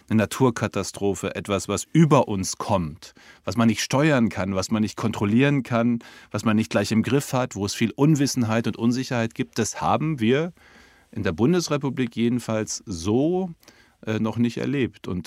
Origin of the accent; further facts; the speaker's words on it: North Rhine-Westphalia, Germany; Aber jeder weiß doch, dass wie bei uns im Münsterland üblich, am ersten Weihnachtstag irgendwie 40, 50 Leute, Cousins, Cousinen, Tanten, Onkels und gesellig.